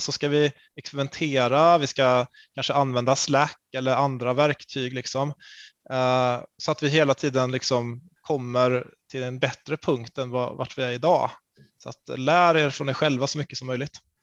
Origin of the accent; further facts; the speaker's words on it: Karlstad, Värmland, Sweden; jag kommer från Karlstad